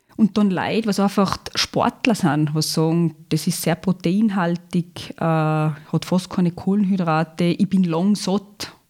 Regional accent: Zurich, Switzerland; moved away as an adult; now in Lungau, Austria; ich bin gebürtige Zürcherin. Mhm. Bin in Zürich geboren, Schulgegangen, aufgewachsen, alles fertig gemacht, die Lehre als Bäckkonditor in Zürich absolviert

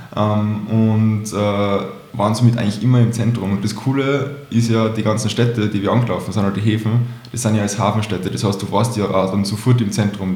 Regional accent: Salzburg, Austria; ich bin ursprünglich aus Salzburg

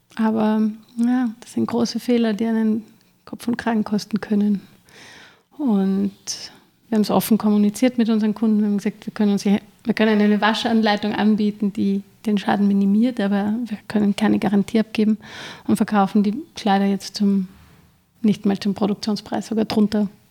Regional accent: Vienna, Austria; Und ich bin gebürtige Wienerin, aber eigentlich halb Kärnten, halb Wien

